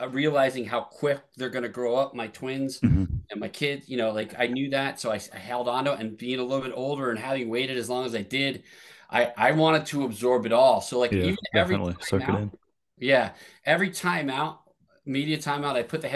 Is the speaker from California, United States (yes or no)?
no; Lehigh Valley, Pennsylvania, United States; My hometown paper, The Morning Call in the Lehigh Valley